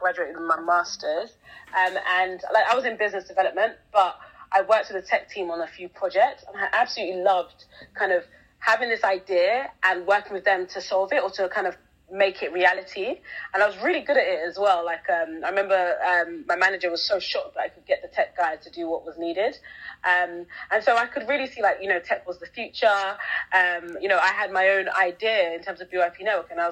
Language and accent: English; London, United Kingdom; I grew up in London, England. So literally I was born here and have been here ever since, 27 now.